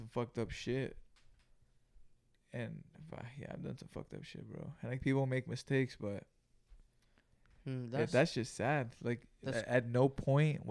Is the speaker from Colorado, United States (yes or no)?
no; Greenville, California, United States; we grew up in Greenville, California, which is about 30 miles south of Salinas, California